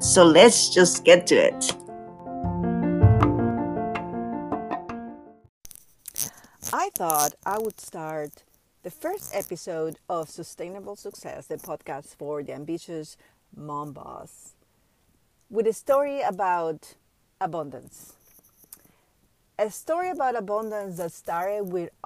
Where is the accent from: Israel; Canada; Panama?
Panama; I grew up in Panama, third world country from Central America